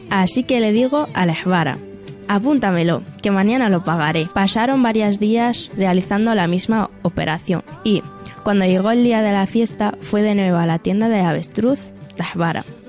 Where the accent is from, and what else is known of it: Western Sahara; also born or lived in Cantabria; now in Torrelavega, Spain